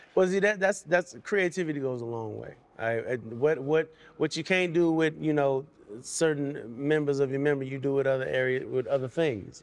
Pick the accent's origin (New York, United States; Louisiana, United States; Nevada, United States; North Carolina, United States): Nevada, United States; Las Vegas; also born or lived in Camden, Arkansas; was born there, did the majority of my growing up in Las Vegas